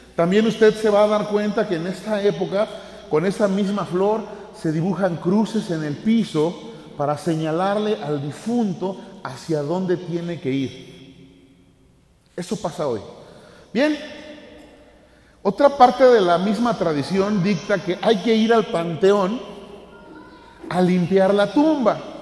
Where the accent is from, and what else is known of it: Mexico